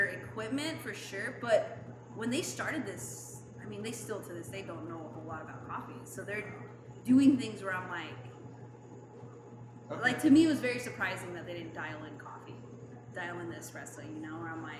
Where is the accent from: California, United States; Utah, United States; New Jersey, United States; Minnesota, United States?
Utah, United States; accent: Utah; now in Long Beach, United States; My Utah accent comes out.